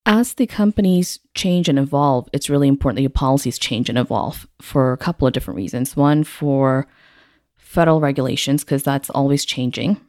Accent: Singapore; also born or lived in Houston, Texas; now in Midland, United States; I was born and raised in Singapore

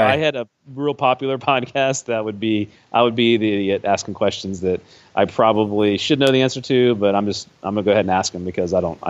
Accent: Ohio, United States; I grew up in Ohio

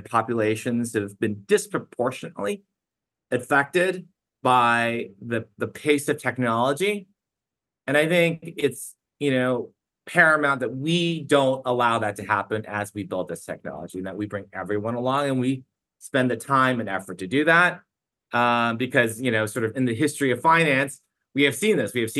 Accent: United States; also born or lived in China; My parents moved to the States when I was 4.5 years old

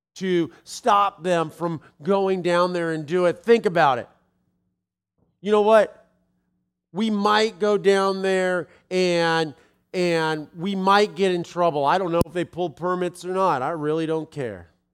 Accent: Los Angeles, California, United States; moved away; I'm from Los Angeles.

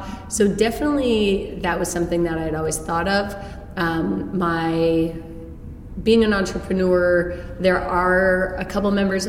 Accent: Hamilton, Ontario, Canada; also born or lived in St. Catharines; now in Toronto, Canada; I grew up in Hamilton. I went to university in Toronto and in St. Catharines.

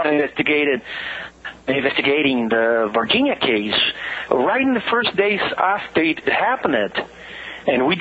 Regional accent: Brazil

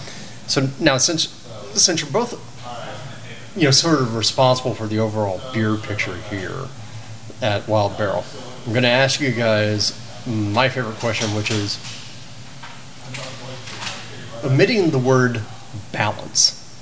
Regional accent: Florida, United States; because I was raised in Florida.

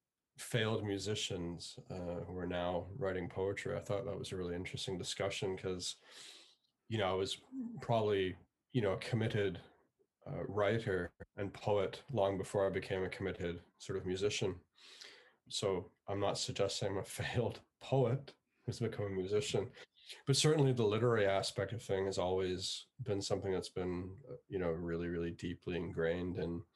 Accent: Scotland, United Kingdom; born there; also born or lived in Canada; now in Belfast, United Kingdom; I was born in Scotland and, I've lived in Canada at different points in my life.

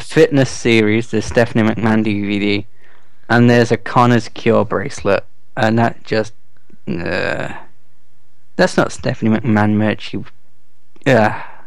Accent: England, United Kingdom; I'm English

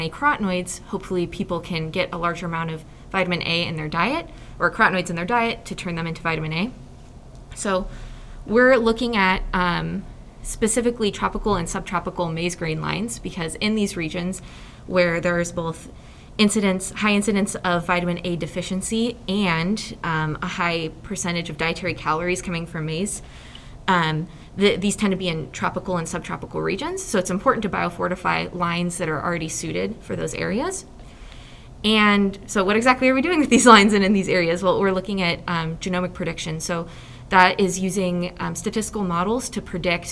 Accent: Nebraska, United States; I'm from Nebraska originally

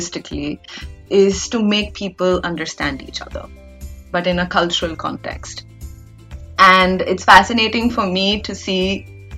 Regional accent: India; as an Indian

